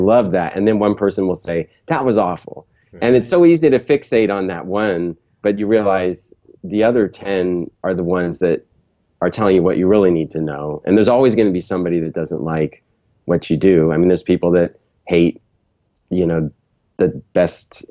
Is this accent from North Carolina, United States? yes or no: no; San Jose, California, United States; I grew up in Northern California in San Jose, which is now the heart of Silicon Valley